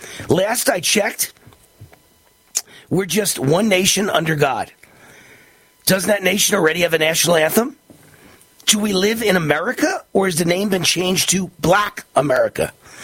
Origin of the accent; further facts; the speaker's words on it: Mount Vernon, New York, United States; I grew up in a blue-collar neighborhood in a majority black town. I am Jewish. My neighbors were Italian Catholic and Irish Catholic. At my high school on the Bronx borderline in Mount Vernon, New York, almost everyone was black. I was the minority.